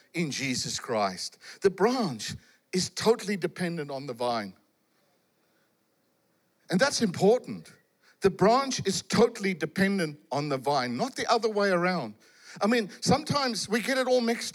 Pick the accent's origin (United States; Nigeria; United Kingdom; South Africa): South Africa; I come from South Africa